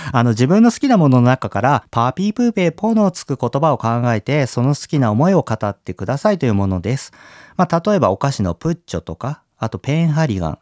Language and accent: Japanese; Kyushu, Japan; moved away; 僕さ、小さい頃は九州にいてね